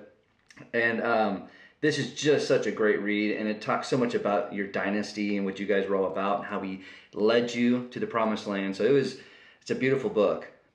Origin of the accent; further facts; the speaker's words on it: Bay Area, California, United States; growing up in the Bay Area